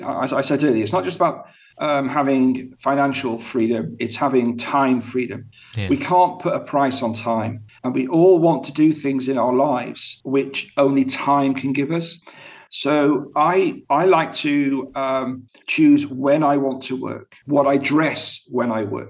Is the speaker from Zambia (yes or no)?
no; United Kingdom; now in Abu Dhabi, United Arab Emirates; in my home country of the UK, and here where I am at the moment in Abu Dhabi.